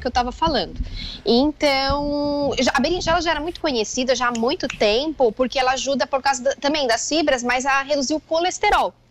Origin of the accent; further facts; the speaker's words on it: Joaçaba, Santa Catarina, Brazil; moved away; Eu sou natural de Joaçaba, então a gente morava lá